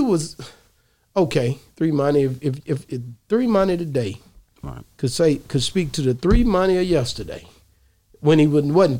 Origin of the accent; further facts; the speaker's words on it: Texas side, United States; But I'm from the Texas side. 100%. I'm from the Caddo Lake.